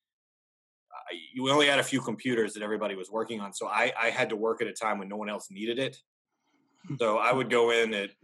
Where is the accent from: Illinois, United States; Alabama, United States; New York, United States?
Alabama, United States; Birmingham; moved away as an adult; also born or lived in Louisville, Kentucky / Tuscaloosa, Alabama / Knoxville, Tennessee; now in Nashville, United States; I grew up in Alabama, where college football is basically a religion